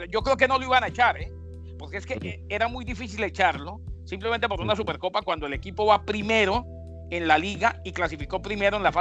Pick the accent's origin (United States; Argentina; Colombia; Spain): United States; yo soy estadounidense y es mi presidente, así está de acuerdo con él o no.